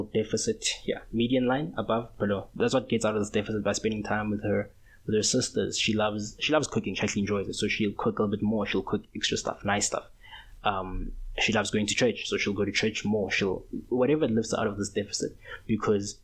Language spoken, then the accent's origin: English; South Africa; We're still South African